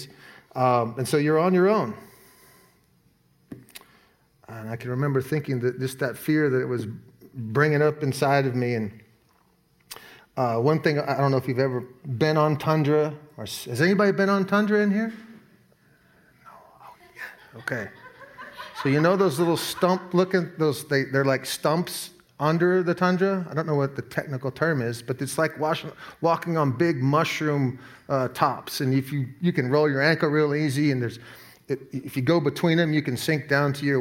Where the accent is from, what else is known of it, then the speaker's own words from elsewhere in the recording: Alaska, United States; moved away; I grew up in Alaska